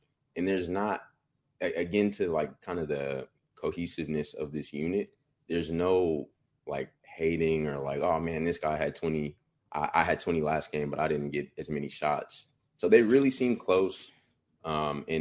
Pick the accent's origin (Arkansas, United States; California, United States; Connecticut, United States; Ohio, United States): California, United States; Bay Area; now in Sacramento, United States; I'm from the Bay Area